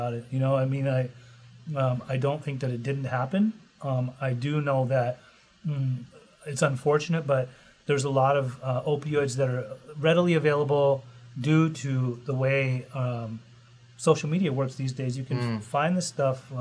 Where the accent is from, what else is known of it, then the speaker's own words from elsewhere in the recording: Costa Mesa, California, United States; I love Costa Mesa. I grew up in Costa Mesa.